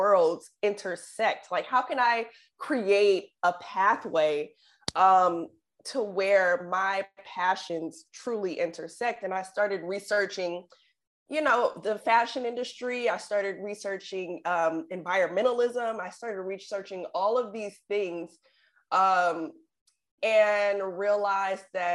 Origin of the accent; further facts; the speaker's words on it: Oakland, California, United States; growing up in the Bay Area in Oakland